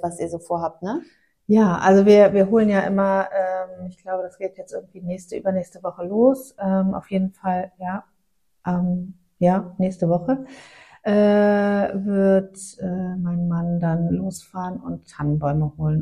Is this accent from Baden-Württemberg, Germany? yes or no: no; Aachen, North Rhine-Westphalia, Germany; moved away; also born or lived in northern Germany; wir haben ja in Aachen gewohnt, ich bin mhm. ja gebürtig aus Aachen